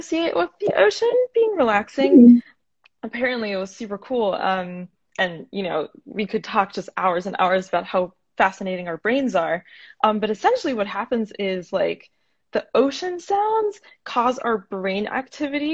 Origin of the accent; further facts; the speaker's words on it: Florida, United States; also born or lived in Northeast United States; now in Portland, United States; I'm originally from Florida